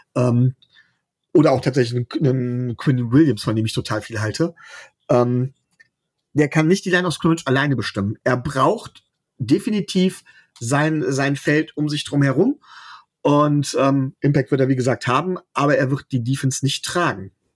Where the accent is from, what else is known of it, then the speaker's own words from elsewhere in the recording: Mönchengladbach, North Rhine-Westphalia, Germany; ich komme aus Mönchengladbach